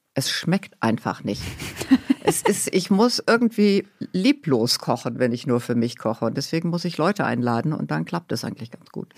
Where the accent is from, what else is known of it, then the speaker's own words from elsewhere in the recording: Hamburg, Germany; ich ähm, bin aufgewachsen in Hamburg, mhm. bisschen außerhalb von Hamburg